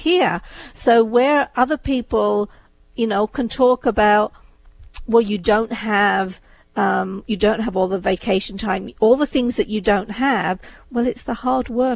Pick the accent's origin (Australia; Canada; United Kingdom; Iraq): United Kingdom; England; moved away as an adult; also born or lived in India; now in United States; I was born in India, brought up in England